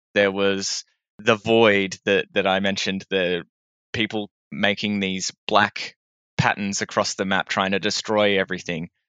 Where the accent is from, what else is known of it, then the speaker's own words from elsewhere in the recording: Melbourne, Victoria, Australia; I am a creative from Melbourne.